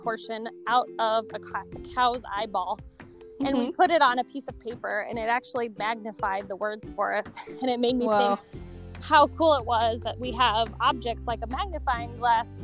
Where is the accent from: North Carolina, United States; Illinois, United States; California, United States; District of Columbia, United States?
Illinois, United States; Urbana; also born or lived in Philo, Illinois; I'm from Urbana, Illinois